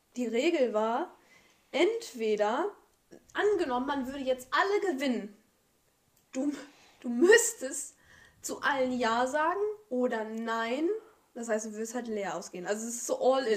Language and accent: German; Germany; Wir sind alle in Deutschland geboren